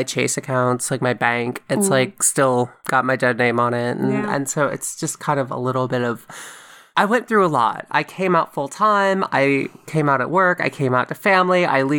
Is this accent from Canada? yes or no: no; Frankfurt, Hesse, Germany; born there; I just said I was born in Frankfurt, Germany, and I didn't have a passport.